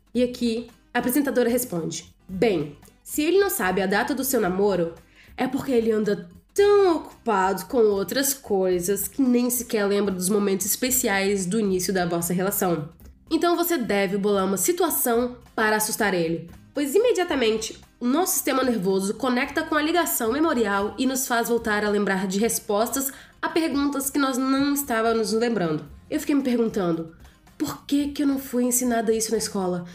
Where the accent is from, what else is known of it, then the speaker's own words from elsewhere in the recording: Rio de Janeiro, Brazil; eu sou do Rio de Janeiro